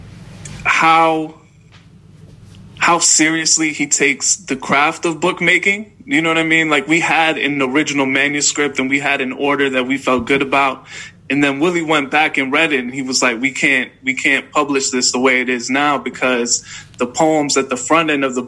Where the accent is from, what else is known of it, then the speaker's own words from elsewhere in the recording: Chicago, Illinois, United States; I'm from Chicago.